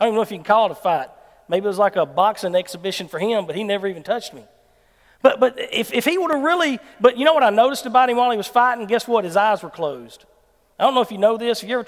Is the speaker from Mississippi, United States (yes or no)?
yes; Dorsey, Mississippi, United States; I'm from Dorsey